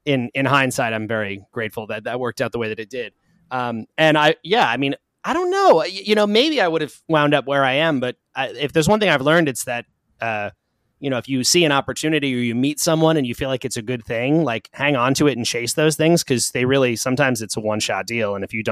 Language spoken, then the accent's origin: English; Long Island, New York, United States; Long Island. So not too far from where I am now.